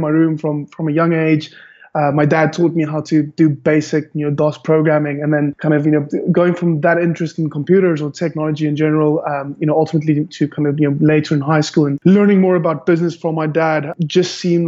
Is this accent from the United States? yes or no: no; Cape Town, Western Cape, South Africa; I'm from born and bred Cape Town, South Africa